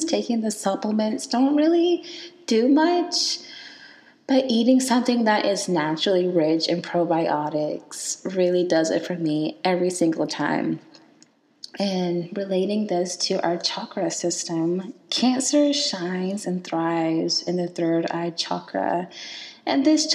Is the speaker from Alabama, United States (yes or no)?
yes; Selma, Alabama, United States; moved away; I was born and raised in Selma, Alabama